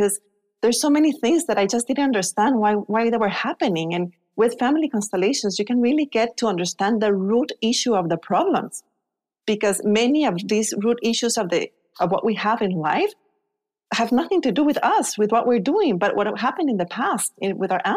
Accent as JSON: {"language": "English", "country": "Guatemala", "tie": "born or raised there", "also_born_or_lived": "Spain", "moved": "as an adult", "said": "I was born in Guatemala."}